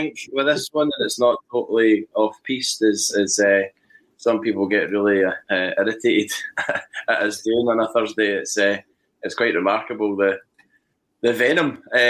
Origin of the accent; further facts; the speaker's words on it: Stirlingshire, Scotland, United Kingdom; accent: thick Stirlingshire; I'm impressed that Google can understand a thick Stirlingshire accent.